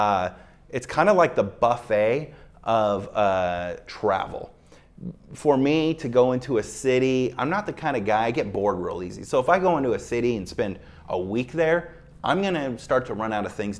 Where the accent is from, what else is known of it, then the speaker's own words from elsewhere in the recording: Seattle, Washington, United States; moved away as an adult; now in Las Vegas, United States; I grew up in Seattle